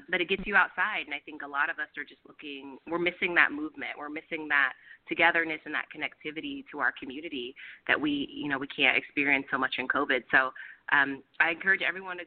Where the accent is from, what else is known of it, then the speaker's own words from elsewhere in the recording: Roseville, California, United States; now in Oakland, United States; I'm actually from Sacramento area, a town called Roseville